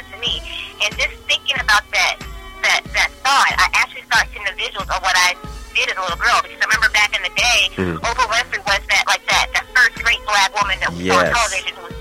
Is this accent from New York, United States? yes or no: no; Baltimore, Maryland, United States; moved away as an adult; I'm from the Maryland area. I was born in Baltimore, Maryland